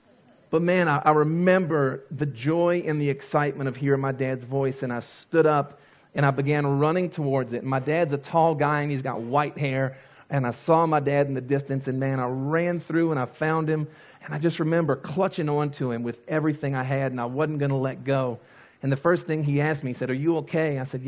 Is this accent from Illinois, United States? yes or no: no; Louisiana, United States; and I grew up in Louisiana. We don't have counties, we have parishes.